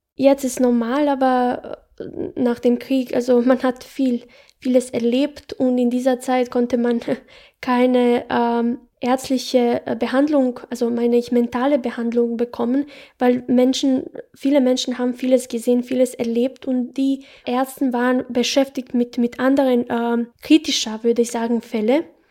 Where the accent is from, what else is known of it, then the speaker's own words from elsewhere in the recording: Bosnia & Herzegovina; German is a second language; moved away as an adult; now in Salzburg, Austria; Ich habe dort äh, 18 Jahre gelebt. Ich bin in Bosnien ge geboren, erwachsen.